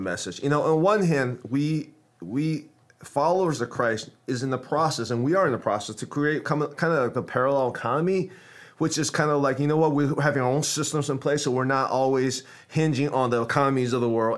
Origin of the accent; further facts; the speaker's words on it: United States; I'm American